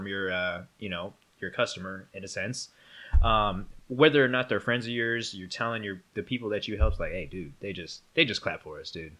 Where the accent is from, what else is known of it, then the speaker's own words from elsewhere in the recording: Northern California, United States; also born or lived in Arizona; now in Los Angeles, United States; I'm originally from Northern California, moved to Arizona and also back to California